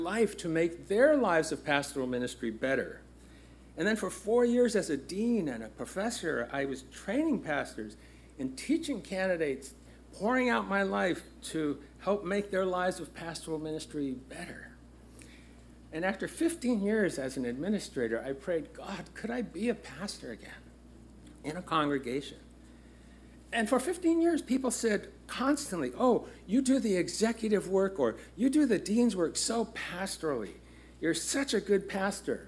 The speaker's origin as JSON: {"language": "English", "town": "Los Angeles", "region": "California", "country": "United States", "tie": "born or raised there", "said": "It is exactly 1 mile from where I was born. It's just a few miles north of where I grew up in Los Angeles, South Central Los Angeles."}